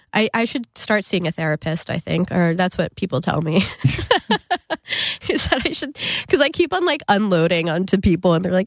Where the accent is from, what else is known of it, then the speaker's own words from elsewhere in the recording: New Jersey, United States; No. I mean, we all happen to be from Jersey, but I'm from North Jersey.